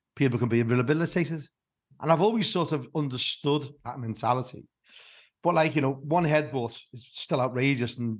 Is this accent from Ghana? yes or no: no; Liverpool, North West England, United Kingdom; moved away as an adult; now in Somerset, United Kingdom; I was born and bred in Anfield. But I live in Somerset. I've been down here for 33 years. I've been down here longer than I was in Liverpool, actually, because I moved away when I was 24.